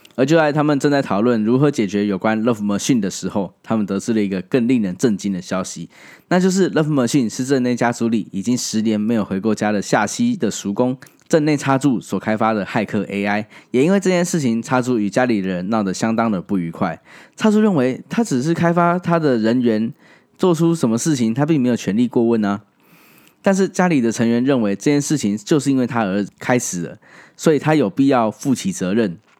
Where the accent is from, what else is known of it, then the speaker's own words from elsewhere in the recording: Taiwan; 后来我在七八岁的时候离开了那个地方，来到台湾